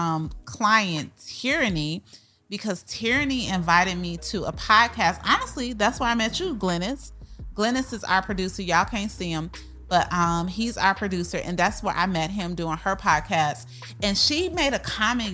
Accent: Chicago, Illinois, United States; moved away as an adult; now in Texas, United States; we are from Chicago, so we came to Texas, didn't know anybody

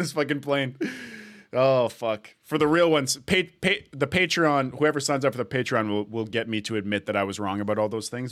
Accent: Edmonton, Alberta, Canada; now in Toronto, Canada; I'm born in Edmonton, living in Toronto.

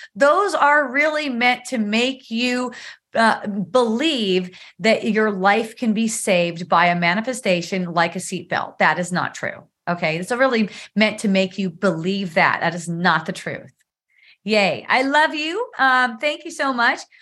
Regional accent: California, United States; now in Palos Park, United States; we come from California

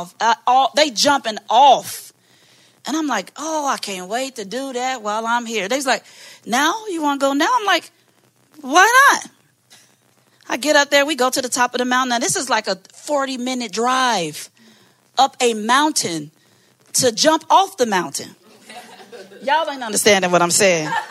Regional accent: Maywood, Illinois, United States; I'm from Maywood

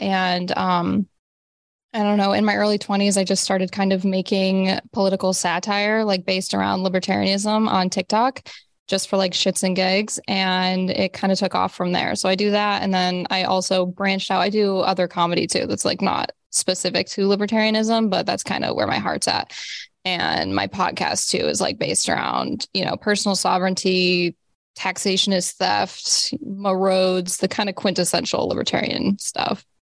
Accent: Rust Belt, United States; I grew up in the Rust Belt, so, like, heavy, poverty-stricken kinda area

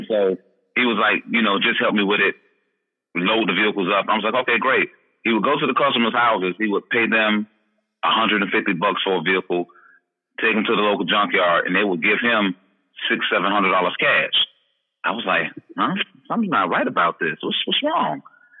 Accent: Atlanta, Georgia, United States; Well, background, of course, I'm originally from Atlanta, Georgia.

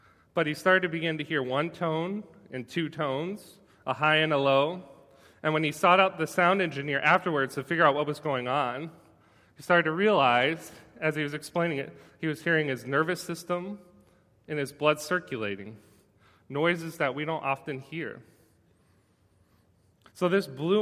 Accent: United States

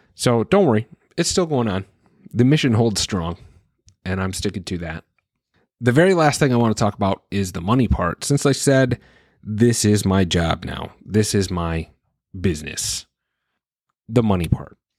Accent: Wisconsin, United States; my home state of Wisconsin

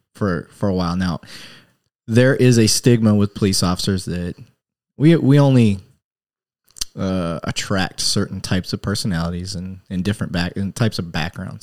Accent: Flint, Michigan, United States; growing up in Flint

